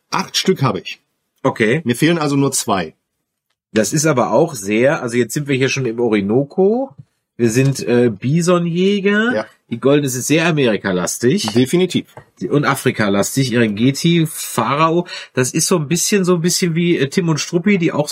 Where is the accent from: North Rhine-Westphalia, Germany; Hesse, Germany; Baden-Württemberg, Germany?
North Rhine-Westphalia, Germany; Mannheim; ich komme ja aus Mannheim ursprünglich